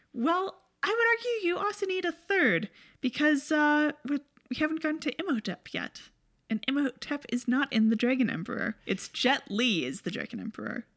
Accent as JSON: {"language": "English", "country": "Canada", "said": "as Canadians"}